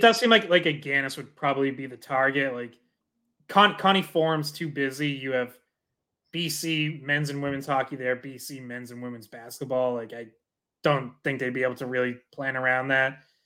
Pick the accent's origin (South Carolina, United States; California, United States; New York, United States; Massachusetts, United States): Massachusetts, United States; Dracut; I'm from Dorica, so I'm with you, like, went to Lockmart's games growing up, Lowell Spinners